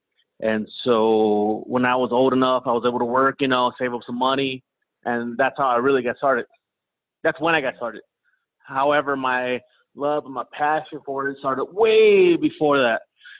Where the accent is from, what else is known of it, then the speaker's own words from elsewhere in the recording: Kansas City, United States; I'm 37. I'm originally from Kansas City.